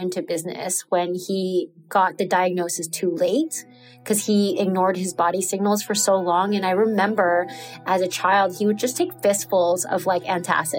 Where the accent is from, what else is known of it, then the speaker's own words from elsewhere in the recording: New York City, New York, United States; moved away as an adult; now in Nicaragua; I'm from New York City